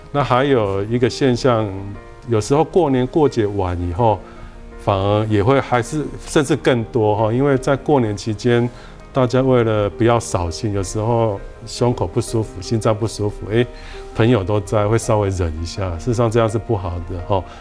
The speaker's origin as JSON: {"language": "Chinese", "country": "Taiwan", "said": "我们台湾人"}